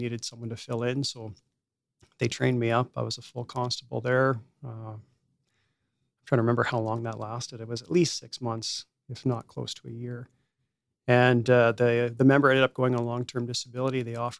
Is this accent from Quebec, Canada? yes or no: no; Morden, Manitoba, Canada; moved away as an adult; also born or lived in Lethbridge, Alberta; now in Edmonton, Canada; I thought that I would live out my entire life in Morden, Manitoba and work in small town policing.